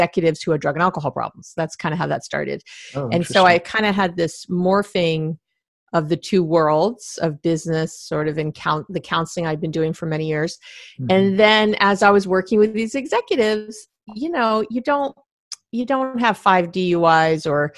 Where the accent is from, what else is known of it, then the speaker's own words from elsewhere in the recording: New York City, New York, United States; moved away as an adult; also born or lived in Israel; now in Berkeley, United States; I'm from New York City